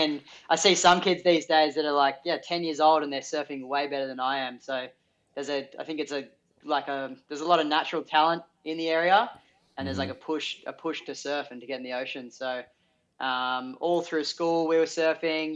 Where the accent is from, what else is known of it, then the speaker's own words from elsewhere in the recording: Sydney, New South Wales, Australia; I'm Sydney local, Avalon local